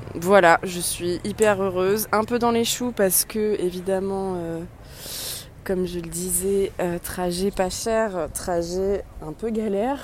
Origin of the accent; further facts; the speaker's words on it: Andernos-les-Bains, Nouvelle-Aquitaine, France; moved away; Je vous envoie mes pensées euh, de Andernos-les-Bains, euh, mon petit lieu ressource et ma ville natale.